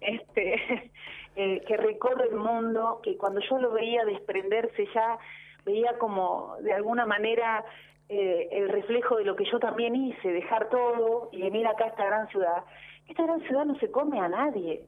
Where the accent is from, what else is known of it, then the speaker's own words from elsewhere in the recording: Río Gallegos, Santa Cruz, Argentina; also born or lived in Bahía Blanca, Argentina; now in Buenos Aires, Argentina; nací en Bahía Blanca, pero uno elige a dónde pertenecer, y yo pertenezco a Santa Cruz porque así arrancó todo, nací muchas veces más en Río Gallegos que el nacimiento en Bahía Blanca